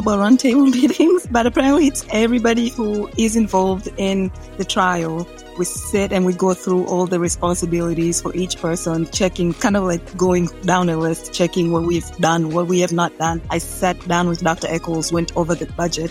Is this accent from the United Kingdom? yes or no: no; Tanzania; moved away as an adult; also born or lived in Arkansas / Dominica / New York City; now in United States; I was born and raised in Tanzania